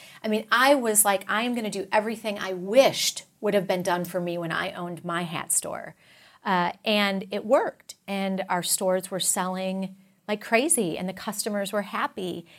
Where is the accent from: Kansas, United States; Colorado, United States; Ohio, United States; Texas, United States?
Texas, United States; You know, I'm a Texan, so we all know that story well.